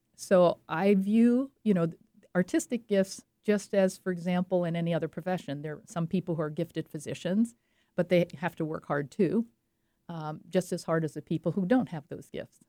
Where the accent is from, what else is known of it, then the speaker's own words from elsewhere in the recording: French Riviera, Provence-Alpes-Côte d'Azur, France; moved away; I grew up on the French Riviera